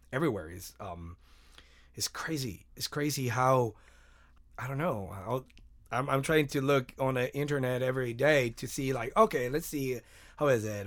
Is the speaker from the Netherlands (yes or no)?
no; Mexico; I'm from Mexico